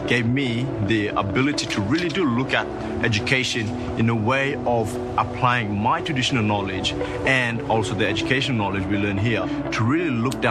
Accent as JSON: {"language": "English", "area": "Badu Island", "region": "Queensland", "country": "Australia", "said": "I'm from Bado Island. I'm also Argan Man from my dad's side."}